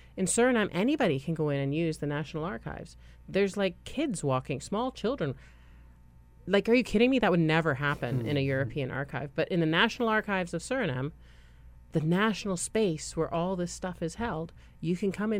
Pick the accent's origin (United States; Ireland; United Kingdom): United Kingdom; England; born there; because I was born in England and I have a Canadian passport, when I go to Britain and I pass passport control, they always say welcome home.